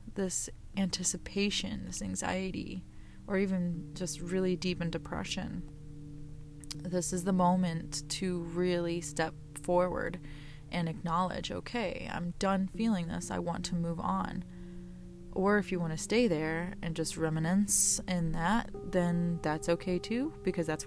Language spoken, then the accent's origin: English; New Mexico, United States; I'm from New Mexico